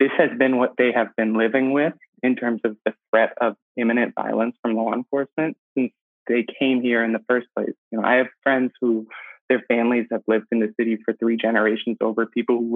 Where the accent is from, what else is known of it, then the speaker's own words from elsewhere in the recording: Albany, New York, United States; moved away; I'm from Albany, New York, and Albany's really, really segregated